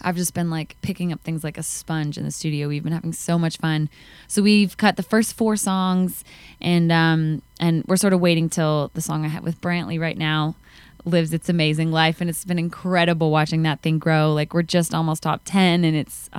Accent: Calgary, Alberta, Canada; moved away; in Calgary, my hometown

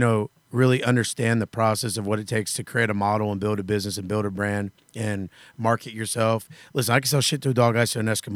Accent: Florida, United States; I'm from Florida

